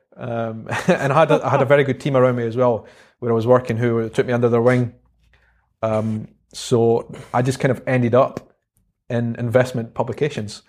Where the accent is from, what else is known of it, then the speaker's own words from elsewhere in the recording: Edinburgh, Scotland, United Kingdom; accent: Scottish; also born or lived in South Africa / London; life in Edinburgh, and it was just a, a great place to grow up.